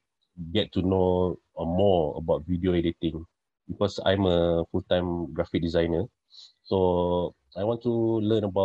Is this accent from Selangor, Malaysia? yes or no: yes; Selangor, Malaysia; I'm from Malaysia, Selangor, Malaysia